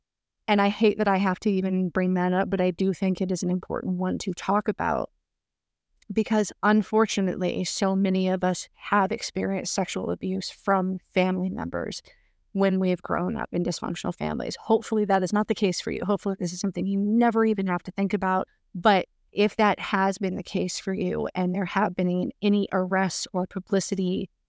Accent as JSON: {"language": "English", "region": "the Bible Belt", "country": "United States", "tie": "born or raised there", "said": "But growing up in the Bible Belt, I kind of figured out at a relatively young age not to talk that much about being Mormon"}